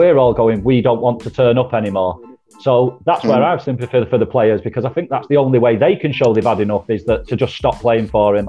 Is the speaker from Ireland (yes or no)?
no; Manchester, North West England, United Kingdom; Nitram, that's where I'm from, mate. That's my area code, 0161.